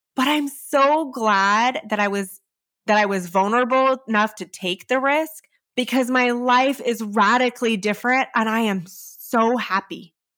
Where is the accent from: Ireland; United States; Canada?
United States; California; I come from California